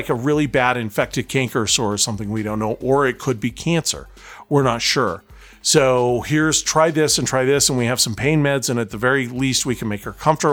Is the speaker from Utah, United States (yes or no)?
yes; Taylorsville, Utah, United States; the VCA All Pet Animal Hospital in my hometown of Taylorsville